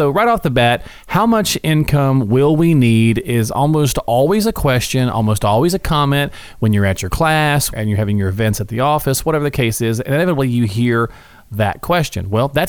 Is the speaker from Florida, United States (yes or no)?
no; Morristown, Tennessee, United States; we're from Tennessee. Sometimes might say it a little different. I'm from Morristown, right?